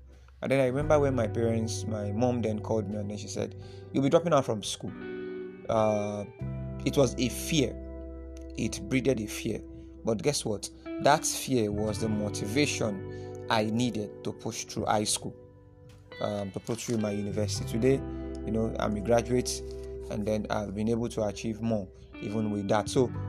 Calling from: Nigeria; You know, I'm speaking from Nigeria, and then I know this affects as many people that are listening to this from different parts of the world.

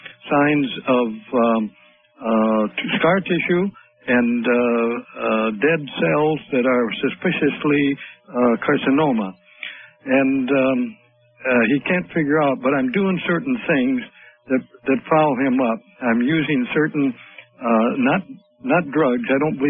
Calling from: Portland, Oregon, United States; I'm calling from Portland, Oregon.

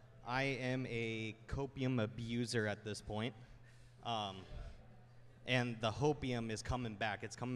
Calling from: Los Angeles, California, United States; Beautiful Los Angeles.

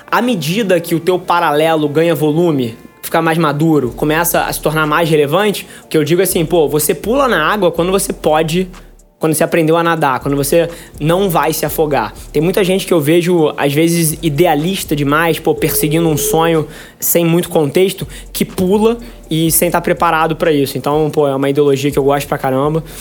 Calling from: Alfenas, Minas Gerais, Brazil; eu sou de Alfenas, Minas Gerais.

